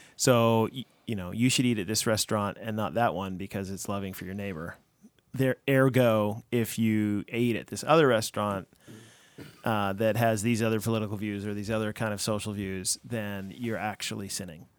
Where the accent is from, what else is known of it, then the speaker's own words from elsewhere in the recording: United States; I'm an American